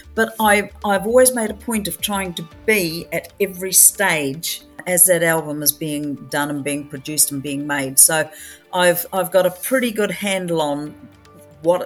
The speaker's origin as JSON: {"language": "English", "region": "Southland", "country": "New Zealand", "said": "I'm a southerner, I come from Southland"}